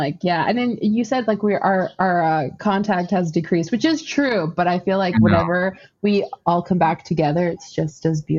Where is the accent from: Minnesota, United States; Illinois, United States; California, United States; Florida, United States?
Florida, United States; I was born in Florida. I was born in Central Florida to an immigrant father who's from the Middle East.